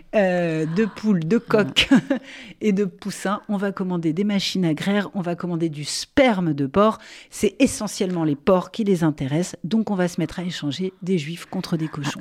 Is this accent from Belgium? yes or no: no; France; chez nous, en France